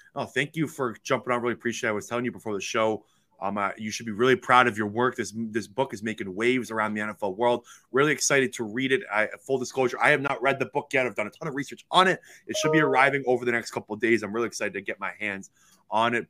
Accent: Toronto, Ontario, Canada; me being from Toronto, Ontario, and growing up in Canada

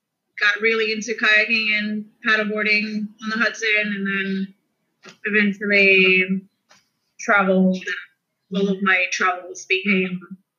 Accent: Argentina; moved away as an adult; also born or lived in New York City, United States; now in California, United States; I'm from Argentina.

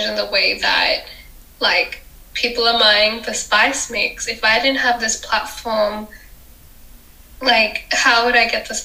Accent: Sydney, New South Wales, Australia; I was born in Australia, so I'm Australian, my passport says Australian, but my parents are from India

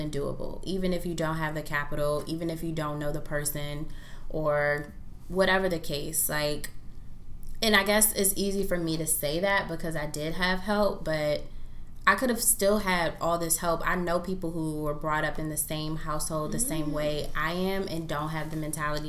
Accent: Prince George's County, Maryland, United States; born or raised there

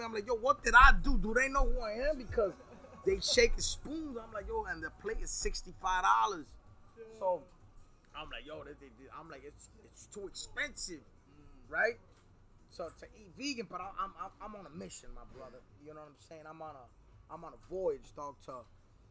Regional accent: New York City, New York, United States; also born or lived in Queens, New York / Woodhaven, New York; now in Miami area, United States; I'm a New Yorker. I'm from Brooklyn

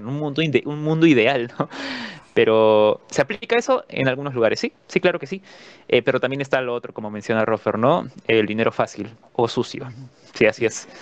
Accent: Peru; lo que nos toca vivir como peruanos

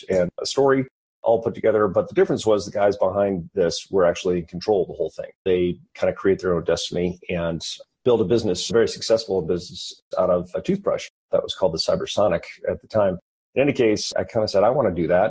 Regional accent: Detroit, Michigan, United States; also born or lived in Bethlehem, Pennsylvania; I was from Detroit. So I went back to Detroit

